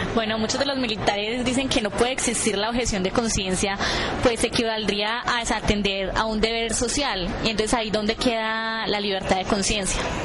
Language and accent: Spanish; Colombia; en una sociedad tan militarizada como la colombiana, en donde día a día se nos muestra de enemigos a, las personas que son nuestros vecinos